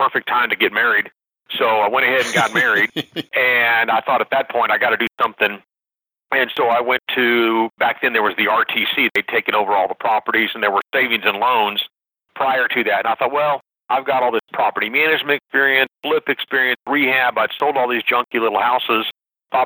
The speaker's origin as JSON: {"language": "English", "town": "San Antonio", "region": "Texas", "country": "United States", "tie": "born or raised there", "said": "I grew up in San Antonio, Texas"}